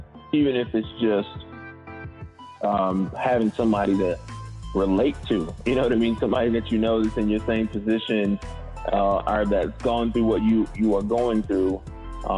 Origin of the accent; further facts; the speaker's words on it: Indianapolis, Indiana, United States; born and raised in Indianapolis, Indiana